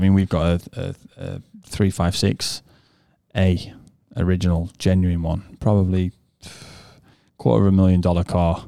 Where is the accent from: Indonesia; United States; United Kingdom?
United Kingdom; England; first language English; we're born English and we speak English